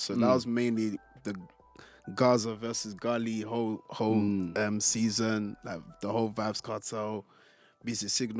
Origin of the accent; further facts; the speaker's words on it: Côte d’Ivoire; So I was always like, I'm from Ivory Coast or whatever. I was like, oh, where's that? Then I have to then explain that, oh yeah, it's next door to Ghana or whatever.